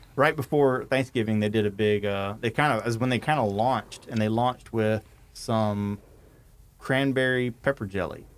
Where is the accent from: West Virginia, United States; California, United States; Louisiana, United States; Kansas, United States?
Louisiana, United States; North; I'm a redneck from North Louisiana